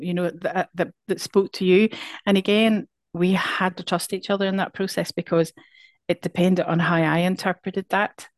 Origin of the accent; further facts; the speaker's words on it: Northern Ireland, United Kingdom; now in Scotland; our experience of both of us, um, growing up in Northern Ireland